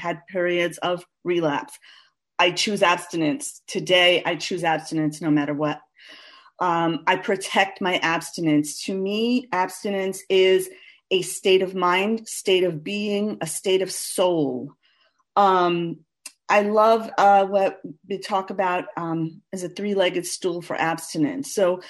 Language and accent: English; New York City, New York, United States; I'm from Queens, New York. Born and bred